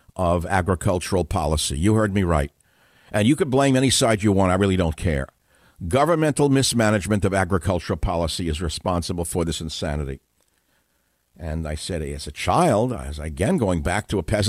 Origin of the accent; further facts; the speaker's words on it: United States; I grew up in America in a lower middle class home